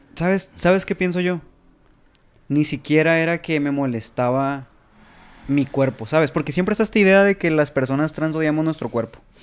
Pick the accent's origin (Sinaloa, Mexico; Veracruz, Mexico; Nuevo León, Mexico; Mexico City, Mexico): Sinaloa, Mexico; yo soy de Sinaloa